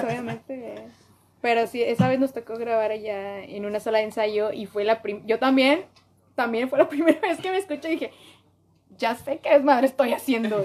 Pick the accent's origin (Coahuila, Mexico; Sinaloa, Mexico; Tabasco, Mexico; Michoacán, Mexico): Coahuila, Mexico; Piedras Negras; yo soy de Piedras Coahuila